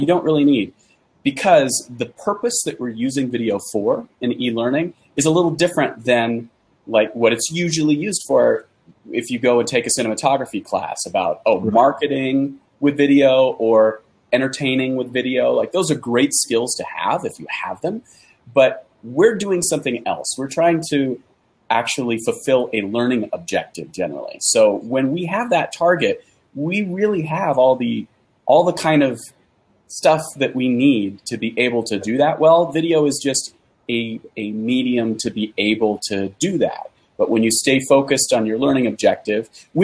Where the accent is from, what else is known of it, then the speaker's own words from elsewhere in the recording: San Francisco Bay Area, California, United States; now in Utah, United States; I'm from the San Francisco Bay Area